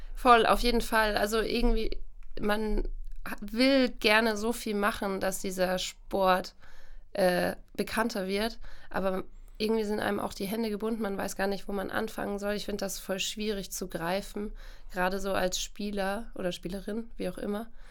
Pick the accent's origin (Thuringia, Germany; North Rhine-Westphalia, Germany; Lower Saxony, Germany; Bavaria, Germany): Bavaria, Germany; Coburg; now in Cologne, Germany; ich komme eigentlich aus Bayern